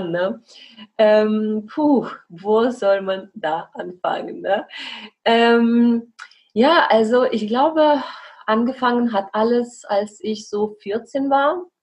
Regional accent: Belarus; now in Germany; ich komme aus Weißrussland und bin jetzt seit fast acht Jahren hier in Deutschland.

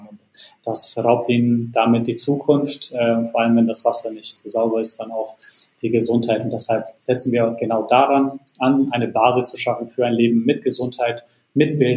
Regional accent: Bosnia & Herzegovina; also born or lived in United States; now in Germany; Äh, ich komme eigentlich ursprünglich nicht aus Deutschland, sondern ähm, aus Bosnien und habe einen Werdegang äh, von Bosnien über Deutschland, Amerika und wieder zurück ähm, nach Deutschland gemacht

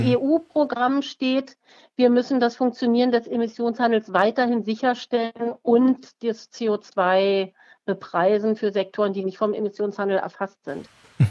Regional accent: Berlin, Germany; Ich bin in Berlin geboren und aufgewachsen

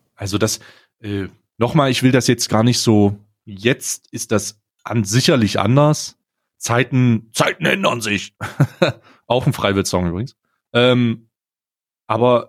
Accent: East Germany, Germany; moved away; also ich komme ursprünglich aus Ostdeutschland

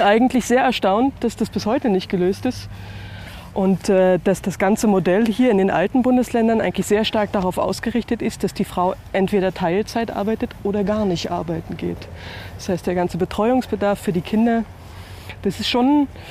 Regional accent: Germany; moved away as an adult; also born or lived in Bavaria; an manchen Punkten doch in einem anderen Land groß geworden. Ich bin in der DDR geboren

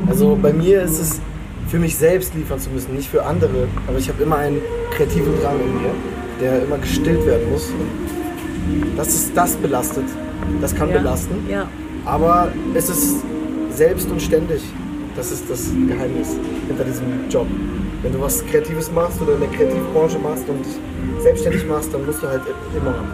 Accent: Berlin, Germany; Ja, ich, ich komme aus dem Ghetto, aus Neukölln, da waren ständig Ratten.

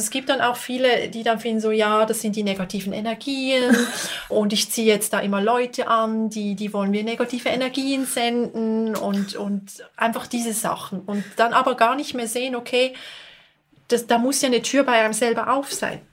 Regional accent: Basel, Basel-Stadt, Switzerland; now in Bern, Switzerland; ich komme eigentlich aus Basel, aber ich lebe in Bern.

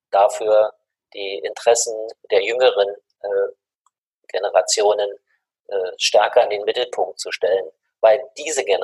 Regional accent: Germany; Sag ich, ja, ich komme aus Deutschland, aus Europa.

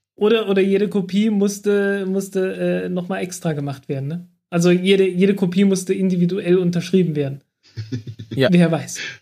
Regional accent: Germany; ich komme aus dem Dreiländereck zwischen Sachsen, Thüringen und Sachsen-Anhalt

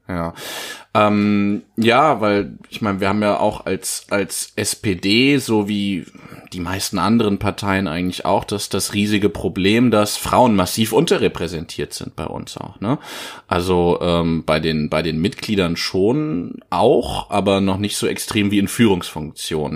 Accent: Giessen, Hesse, Germany; meine Heimatstadt Gießen

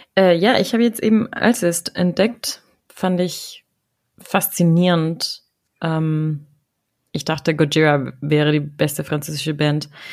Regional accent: Ecuador; moved away as an adult; also born or lived in Germany; now in Dortmund, Germany; ich war ja sechs Monate in Ecuador, in meiner Heimat

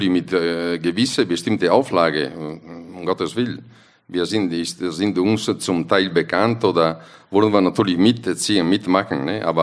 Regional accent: Italy; German is a second language; wir sind als äh, Italiener, wir sind leicht zufriedenzustellen, aber eigentlich immer unzufrieden.

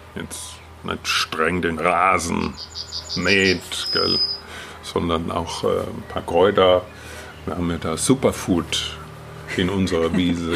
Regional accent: Wetterau, Hesse, Germany; moved away; Ich komme ja aus der Wetterau ursprünglich.

